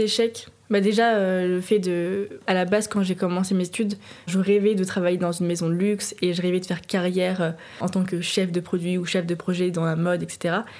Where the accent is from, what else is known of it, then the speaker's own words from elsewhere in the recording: Nantes, Pays de la Loire, France; now in Paris, France; j'habite à Paris, je suis originaire de Nantes